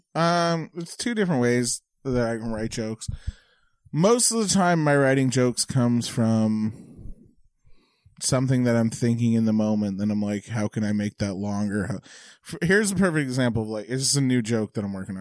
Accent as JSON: {"language": "English", "town": "Bridgewater", "region": "Nova Scotia", "country": "Canada", "tie": "born or raised there", "said": "in Bridgewater where I'm from"}